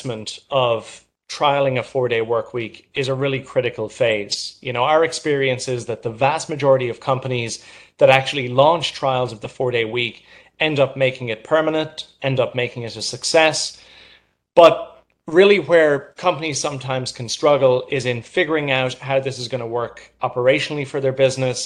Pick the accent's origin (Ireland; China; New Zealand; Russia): Ireland; now in New York, United States; I'm originally from Ireland and moved to New York